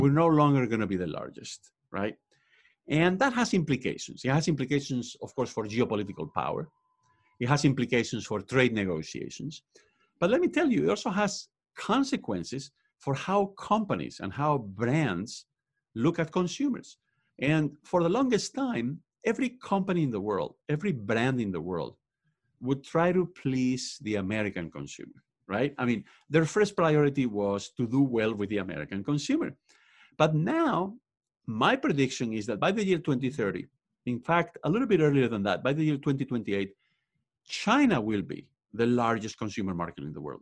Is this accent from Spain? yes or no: yes; Spain; English is a second language; moved away as an adult; now in United States; I was born and raised in Spain. I also went to college over there, and that's why I have an accent